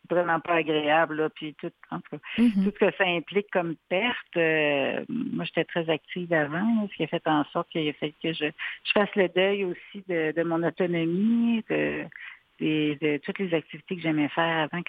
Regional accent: Quebec City, Quebec, Canada; moved away as an adult; now in Montreal, Canada; Ah non, en fait, moi je viens de Québec.

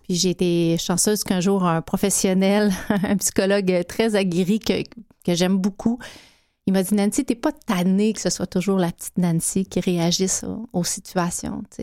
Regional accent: Abitibi-Témiscamingue, Quebec, Canada; moved away; beaucoup de maltraitance mmh. dans ma région natale

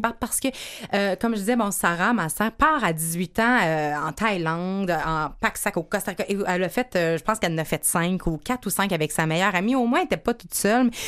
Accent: Montreal, Quebec, Canada; chez nous à Montréal

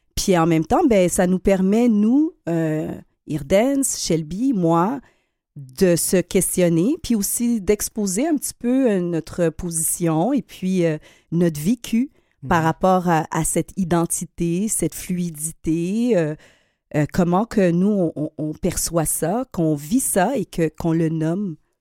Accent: Quebec, Canada; On est des Québécois. Euh, d'origine haïtienne

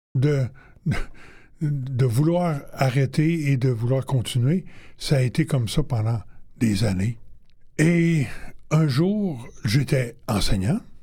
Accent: Quebec City, Quebec, Canada; also born or lived in Warwick, Quebec; je suis arrivé à Québec, chez moi

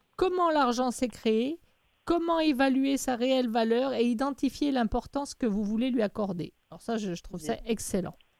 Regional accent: France; je suis française et moi, l'anglais, euh, n'est, est loin d'être ma langue maternelle

